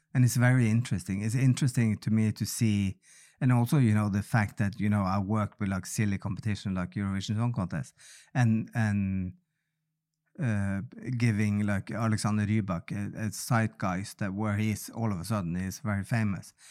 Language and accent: English; Bodø, Nordland, Norway; accent: Bodø dialect, Nordland dialect; first language Norwegian; English is a second language; I was from Buda